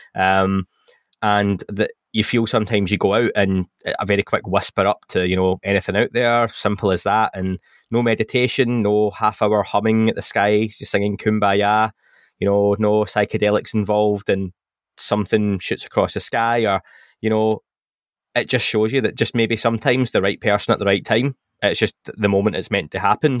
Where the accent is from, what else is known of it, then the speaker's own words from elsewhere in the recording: England, United Kingdom; accent: English; my English accent